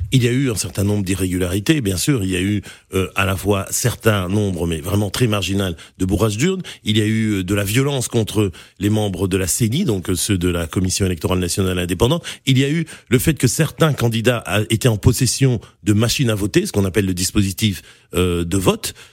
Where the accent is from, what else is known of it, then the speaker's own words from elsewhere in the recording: DR Congo; Chez nous, au Congo